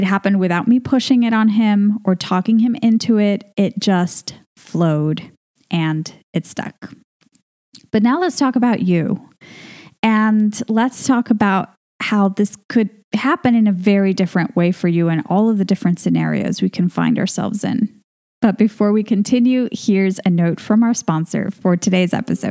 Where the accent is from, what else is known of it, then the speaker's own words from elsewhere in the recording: Venezuela; moved away as an adult; now in Spain; We're both from Venezuela. That's our home country.